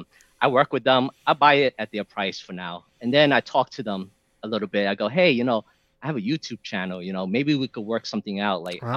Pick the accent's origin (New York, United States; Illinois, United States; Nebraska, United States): New York, United States; New York City; I'm from New York, so New York has good cheesecake.